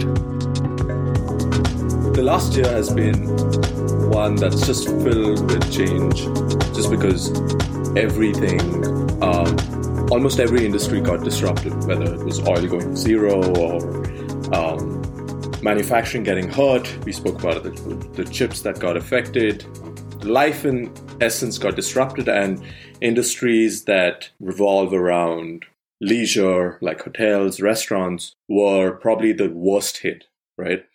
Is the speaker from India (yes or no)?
yes; India; moved away; I grew up in India